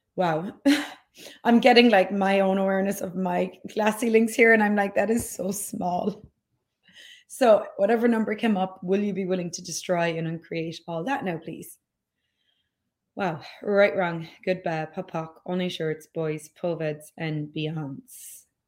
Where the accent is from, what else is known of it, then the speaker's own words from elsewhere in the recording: Ireland; moved away; I grew up in Ireland